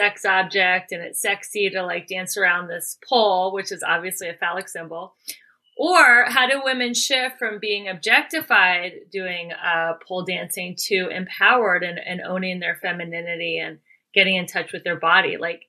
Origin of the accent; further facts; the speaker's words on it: Cincinnati, Ohio, United States; I'm born and raised in Cincinnati. I'm like, what's happening in LA?